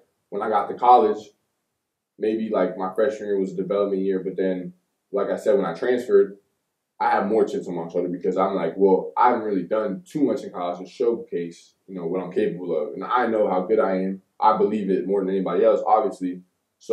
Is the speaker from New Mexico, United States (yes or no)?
no; Pembroke Pines, Florida, United States; born there; also born or lived in Tampa / Georgia / Deland / Miami; Like, I was born in South Florida, Broward County, Pembroke Pines, Florida. Stayed there until I was, like, about 7, 8. Mm-hmm. Then we moved to different places, like Tampa, Georgia, to Deland. Then we went back to Miami, back to Deland.